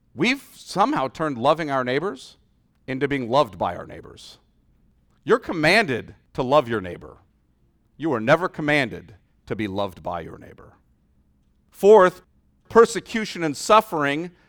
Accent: United States; our experience as American Christians

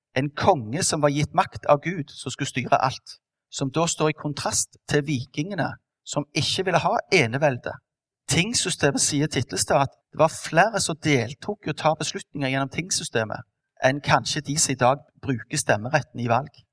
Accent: Stavanger, Rogaland, Norway; vant med fra oppveksten på Madla

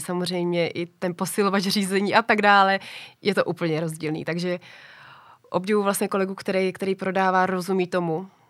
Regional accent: Czechia; u nás v Čechách

